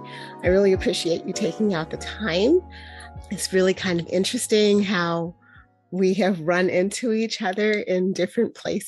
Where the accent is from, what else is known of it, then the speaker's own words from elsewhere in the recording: Cambridge, Ontario, Canada; now in California, United States; I grew up in Canada. So you grew up in Toronto. I don't know if you're familiar with Cambridge, but I grew up in Cambridge.